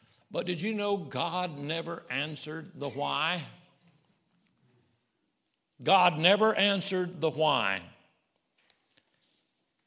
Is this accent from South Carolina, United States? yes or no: yes; Summerville, South Carolina, United States; My daddy and mama, they were from Arkansas, and we grew up in South Carolina, Somerville, down around Charleston.